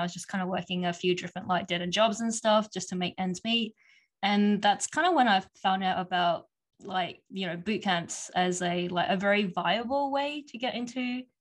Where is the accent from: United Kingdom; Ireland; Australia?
Australia; Perth, Western Australia; now in Toronto, Canada; I'm from Perth, which is basically the most isolated part of Australia.